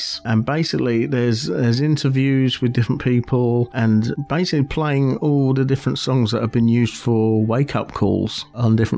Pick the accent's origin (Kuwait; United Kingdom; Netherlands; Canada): United Kingdom; I'm a British